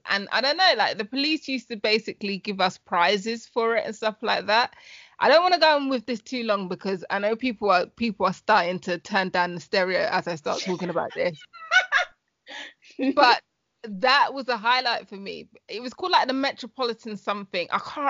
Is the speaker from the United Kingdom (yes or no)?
yes; London, United Kingdom; I grew up in Hackney. I was born in Hackney.